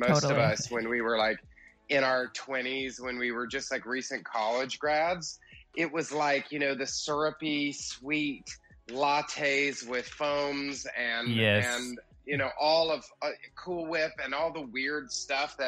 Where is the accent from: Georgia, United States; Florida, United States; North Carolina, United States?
Georgia, United States; outside of Atlanta; moved away as an adult; also born or lived in New York City; I was raised in Georgia, outside of Atlanta